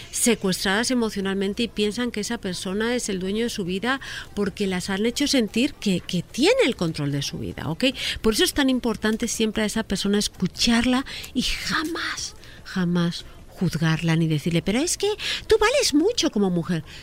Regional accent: Spain; Mira, en España el sistema está funcionando bien, pero yo como española pienso que tendría que funcionar perfecto.

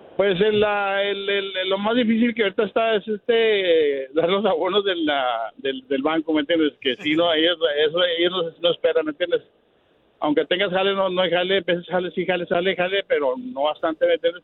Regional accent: El Paso, Texas, United States; also born or lived in Ciudad Juárez, Mexico; Yo nací en Ciudad Juárez, yo tengo unos 22 años aquí en El Paso. Aquí vimos a la elementary, a, pues, a, la, a la escuela high school

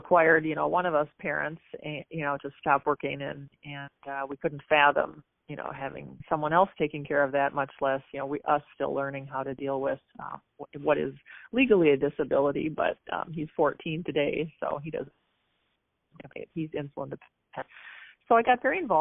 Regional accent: Apple Valley / Burnsville, Minnesota, United States; I grew up just south of Minneapolis in Minnesota, in the suburbs, Apple Valley, Burnsville, that area.

